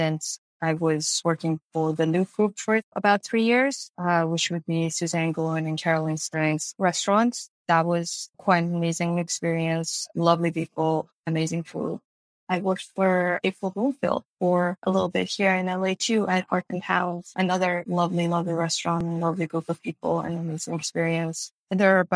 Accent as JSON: {"language": "English", "country": "Iran", "tie": "born or raised there", "moved": "as an adult", "lives_now": "Los Angeles, United States", "said": "I was born and raised in Iran. I was a basically full-grown adult when I came here"}